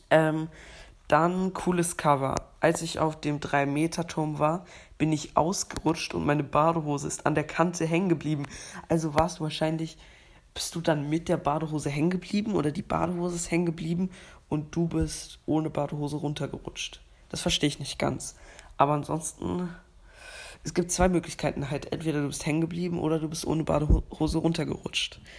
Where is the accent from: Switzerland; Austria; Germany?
Switzerland; Und ja, ich bin ja Schweizer, also ich habe eine Schweizer Staatsangehörigkeit und bin auch äh, ein bisschen Schweizer.